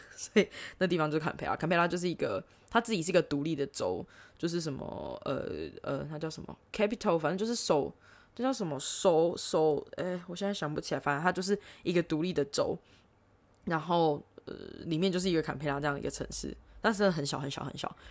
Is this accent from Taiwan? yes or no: yes; Taipei, Taiwan; moved away as an adult; also born or lived in Sydney, Australia / Melbourne, Australia; now in Australia; 我在从小在台北长大